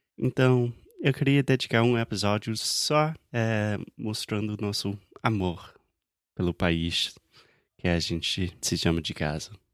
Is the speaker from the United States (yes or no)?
yes; South Carolina, United States; Portuguese is a second language; moved away as an adult; now in Rio de Janeiro, Brazil; as praias da Carolina do Sul, onde eu nasci